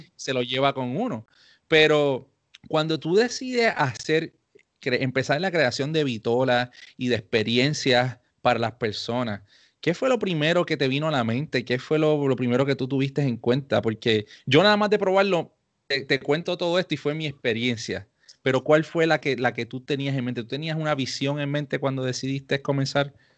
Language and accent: Spanish; Puerto Rico; los dos somos puertorriqueños